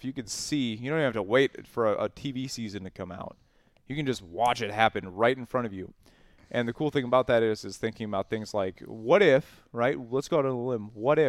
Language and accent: English; Wisconsin, United States; We are from Wisconsin.